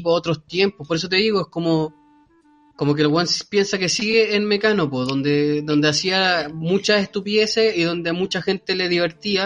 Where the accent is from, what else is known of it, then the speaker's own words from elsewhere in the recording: Viña del Mar, Valparaíso, Chile; also born or lived in Quilpué, Chile; yo soy de Viña, ustedes saben, pues, un provinciano bueno de adentro